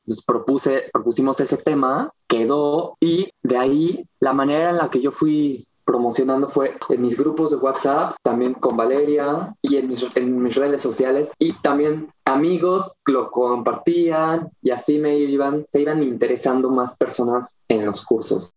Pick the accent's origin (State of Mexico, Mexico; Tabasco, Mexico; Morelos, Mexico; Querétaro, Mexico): Morelos, Mexico; Cuernavaca; soy de Cuernavaca